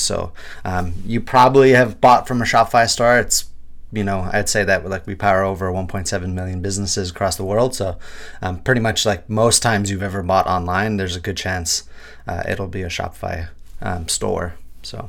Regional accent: Kitigan Zibi Anishinabeg, Quebec, Canada; now in Vancouver, Canada; Algonquin and Anishinaabe from Kitaganzibia, Nishirbeg

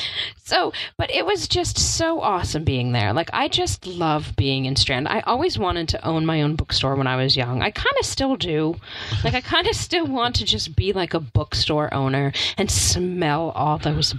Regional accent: New York, United States; I made you take me once just because I had to see it as a New Yorker.

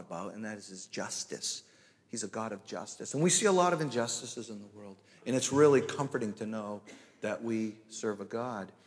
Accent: Danvers, Massachusetts, United States; moved away as an adult; also born or lived in Pennsylvania; now in Merrimack, United States; I'm originally from Danvers, Massachusetts

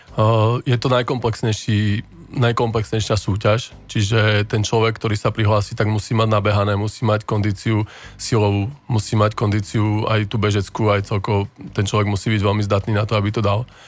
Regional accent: Dolný Kubín, Žilina Region, Slovakia; u nás v Dolnom Kubine, keď sme začínali

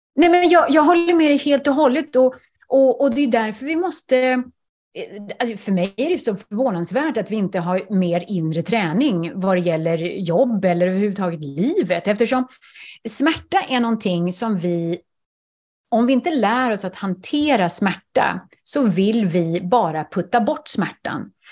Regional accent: Sweden; first language Swedish; moved away; jag är svensk

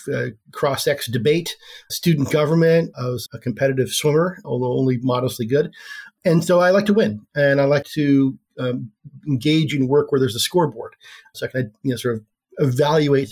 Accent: Oregon, United States; I grew up here in Oregon. I'm a lifelong Oregonian

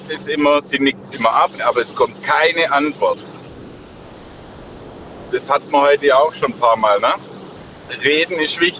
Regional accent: Stuttgart, Baden-Württemberg, Germany; now in Augsburg, Germany; Ich komme ursprünglich aus Stuttgart, wohne aber in, bei Augsburg.

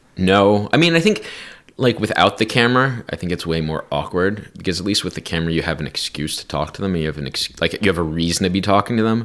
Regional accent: New Jersey, United States; growing up in New Jersey

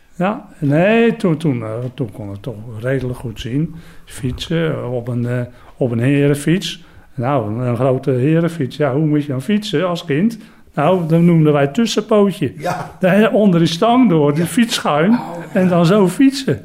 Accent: Katwijk aan den Rijn, South Holland, Netherlands; ik kom uit Katwijk aan de Rijn

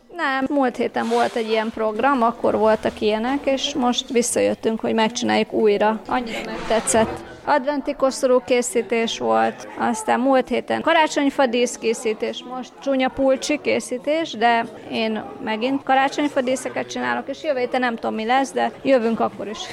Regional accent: Klárafalva, Csongrád-Csanád, Hungary; moved away as an adult; now in Budapest, Hungary; Szeged mellől egy kis faluból, Klára falva

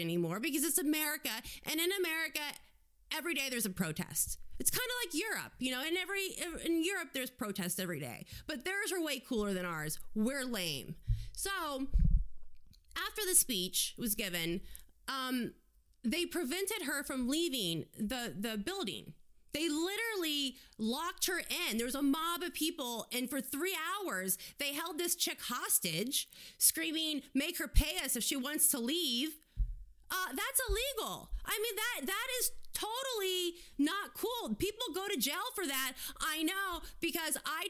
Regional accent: United States; being an American

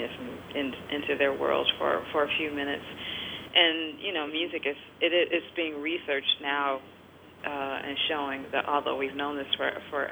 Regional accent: Detroit, Michigan, United States; moved away; growing up in Detroit

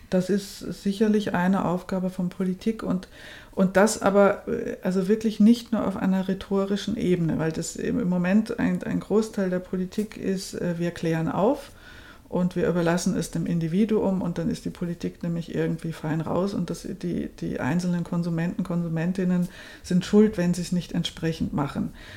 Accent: Germany; now in Austria; ich bin ja in, in Deutschland aufgewachsen

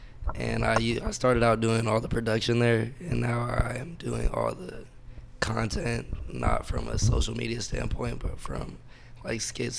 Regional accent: Valencia, California, United States; also born or lived in Lompoc, California; I went to high school in Mission Hills. Okay. I moved to Valencia about like when I was in third grade. Uh-huh. And then I kind of like grew up in Valencia.

